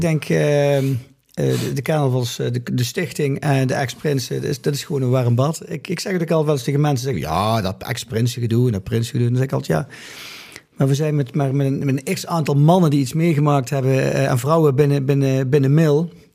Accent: Limburg, Netherlands; moved away as an adult; also born or lived in Grave, North Brabant; now in Mill, Netherlands; in mijn geboortedorp Waalwijk, in Apeldoorn, Limburg, waar we vandaan komen, daar vierden wij altijd flink carnaval

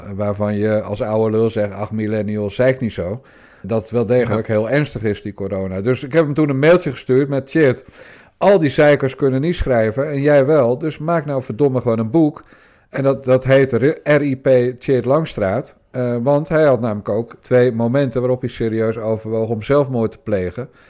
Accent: Rotterdam, South Holland, Netherlands; als Rotterdammer.

